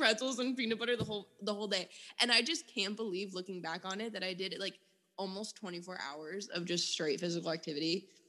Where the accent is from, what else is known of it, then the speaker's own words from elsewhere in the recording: Miami, Florida, United States; like I'm from Miami and we'd go to Orlando.